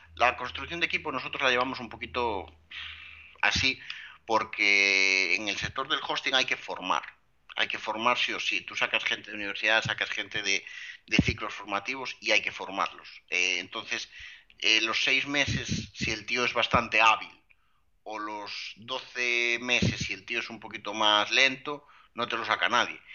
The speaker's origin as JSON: {"language": "Spanish", "town": "Lugo", "region": "Galicia", "country": "Spain", "said": "yo soy un chico de Lugo"}